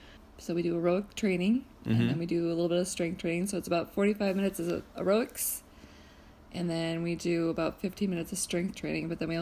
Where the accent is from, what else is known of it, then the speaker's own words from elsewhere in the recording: Minneapolis, Minnesota, United States; also born or lived in St. Paul, Minnesota; I grew up in Minneapolis.